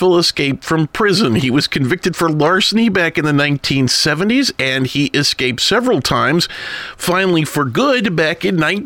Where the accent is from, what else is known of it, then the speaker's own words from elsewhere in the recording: the South, United States; also born or lived in New England; now in Minnesota, United States; I'm from the South.